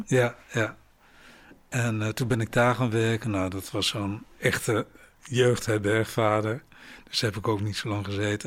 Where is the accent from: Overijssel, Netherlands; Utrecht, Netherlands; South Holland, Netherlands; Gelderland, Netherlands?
Overijssel, Netherlands; Rijssen; moved away as an adult; ik kom uit Reizen